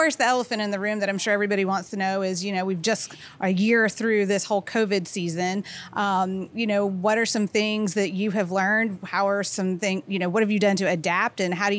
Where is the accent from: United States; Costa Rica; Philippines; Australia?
United States; Columbia, South Carolina; I'm from Columbia, born and raised